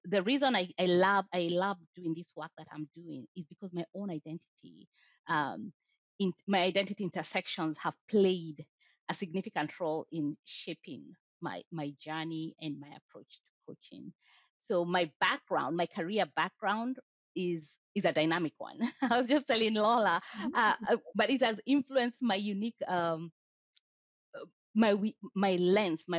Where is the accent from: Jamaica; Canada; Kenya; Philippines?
Kenya; English is a second language; moved away as an adult; now in United States; I never identified myself as a Black woman when I was in Kenya. But then in the US, now it became a thing. Yeah. So now I'm a Black woman. And then there's the layer of I'm not from the US, so I'm an immigrant